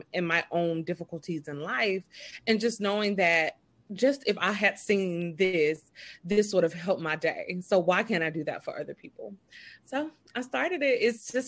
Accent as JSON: {"language": "English", "town": "Birmingham", "region": "Alabama", "country": "United States", "said": "I am from Birmingham, Alabama"}